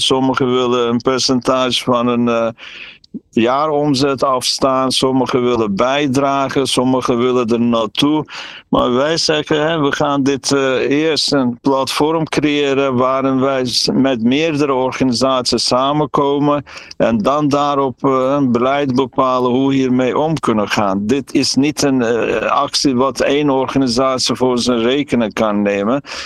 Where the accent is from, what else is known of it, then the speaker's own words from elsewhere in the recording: Trabzon, Turkey; now in Netherlands; Ik kom zelf uit Trabzon aan de Zwarte Zeekust.